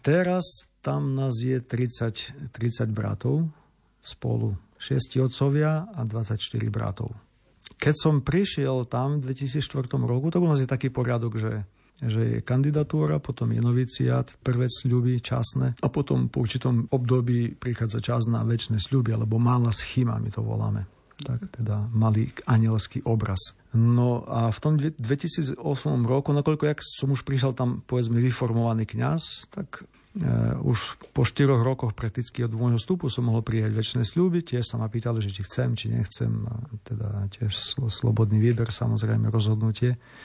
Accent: Olšavica, Slovakia; moved away as an adult; also born or lived in Univ, Ukraine / Lviv, Ukraine / Rome, Italy; now in Ukraine; som mal aj farára u nás v Olševici

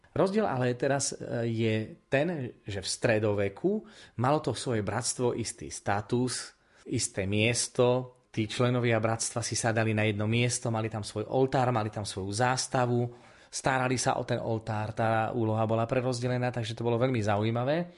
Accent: Prešov Region, Slovakia; u nás na Spiši

